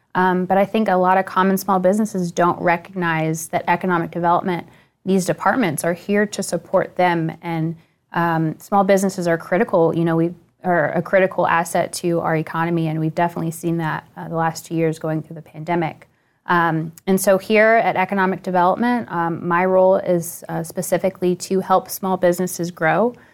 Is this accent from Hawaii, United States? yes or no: no; Northern Virginia, United States; I grew up in Northern Virginia